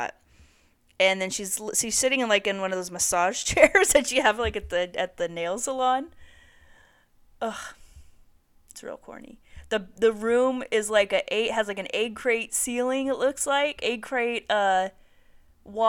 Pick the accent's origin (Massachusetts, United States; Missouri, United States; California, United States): California, United States; Santa Barbara; Santa Barbara, my hometown